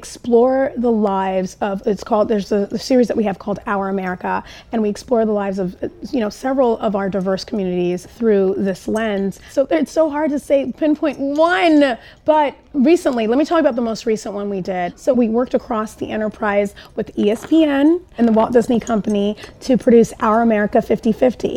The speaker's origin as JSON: {"language": "English", "region": "Tokyo", "country": "Japan", "tie": "born or raised there", "moved": "yes", "said": "I grew up in Japan, in Tokyo"}